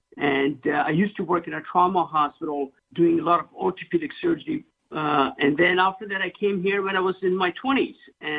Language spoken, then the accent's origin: English; Pakistan; born or raised there; moved away as an adult; now in Los Angeles, United States